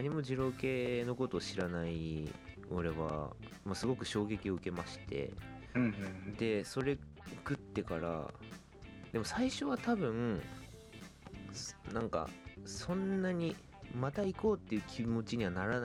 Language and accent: Japanese; Tokyo, Japan; 高校まで僕東京出身だったっていうのもあって